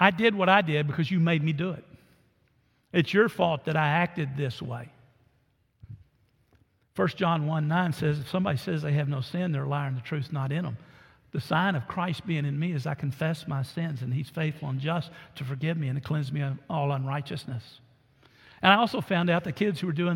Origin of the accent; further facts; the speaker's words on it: Orange, United States; moved away; as a kid growing up in Orange